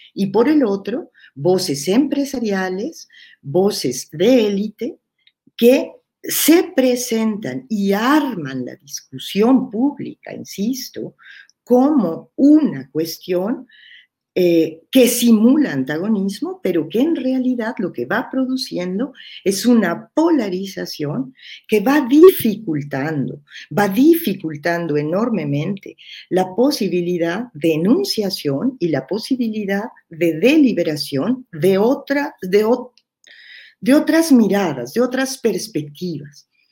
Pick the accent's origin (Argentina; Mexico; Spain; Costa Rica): Mexico; dos compañeras que somos mexicanas